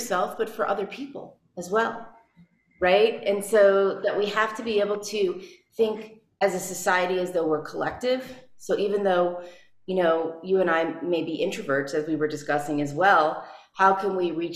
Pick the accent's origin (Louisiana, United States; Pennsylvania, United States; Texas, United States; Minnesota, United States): Louisiana, United States; New Orleans; also born or lived in Chicago / Nashville; now in New Mexico, United States; I was born in New Orleans, and I was the youngest of four